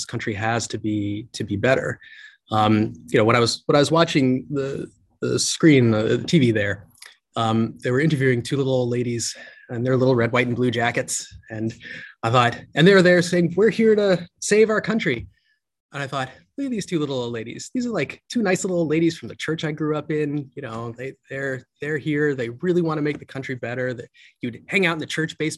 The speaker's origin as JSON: {"language": "English", "town": "St. Louis", "region": "Missouri", "country": "United States", "tie": "born or raised there", "moved": "yes", "lives_now": "California, United States", "said": "was born in St. Louis, Missouri, and my father was an immigrant to this country from India. My mother grew up on a farm. So they started at the bottom of the ladder. Grew up in a pretty rough neighborhood in inner city St. Louis"}